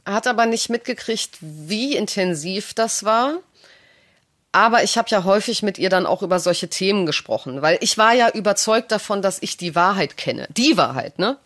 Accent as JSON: {"language": "German", "town": "Düsseldorf", "region": "North Rhine-Westphalia", "country": "Germany", "tie": "born or raised there", "also_born_or_lived": "Italy", "said": "Ich bin in Düsseldorf aufgewachsen"}